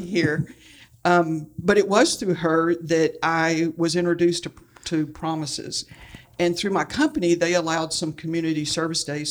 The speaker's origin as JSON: {"language": "English", "town": "Houston", "region": "Texas", "country": "United States", "tie": "born or raised there", "said": "I, uh, was born and raised in Houston, Texas"}